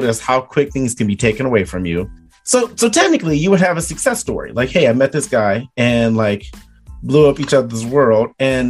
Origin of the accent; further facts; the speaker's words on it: Detroit, Michigan, United States; also born or lived in Arizona / Lake Mills, Iowa; now in Iowa, United States; I'm originally from Detroit. I met my wife out here in Lake Mills, and we moved to Arizona.